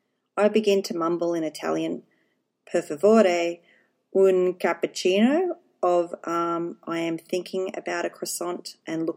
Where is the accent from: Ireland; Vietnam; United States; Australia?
Australia; accent: Australian twang; He knows I am Australian. That lovely Australian twang of mine